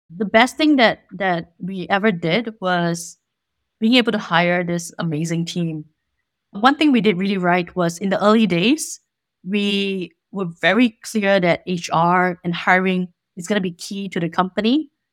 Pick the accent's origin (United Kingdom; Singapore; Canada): Singapore; moved away as an adult; now in California, United States; I'm originally from Singapore